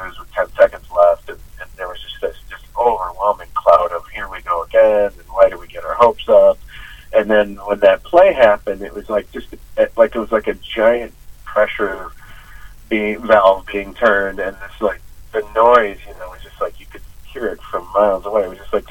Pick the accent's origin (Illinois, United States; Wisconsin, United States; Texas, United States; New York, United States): Wisconsin, United States; Western; I grew up in Western Wisconsin